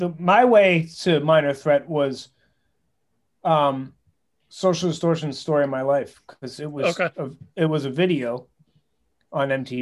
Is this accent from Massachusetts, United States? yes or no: no; outside of Philadelphia, Pennsylvania, United States; moved away as an adult; also born or lived in Boston; I grew up outside of Philadelphia